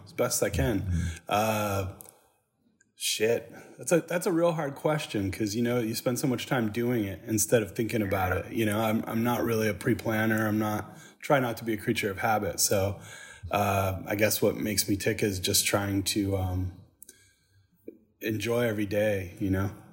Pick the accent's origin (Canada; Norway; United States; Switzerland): United States; Saginaw, Michigan; now in Nashville, United States; I grew up in Saginaw, Michigan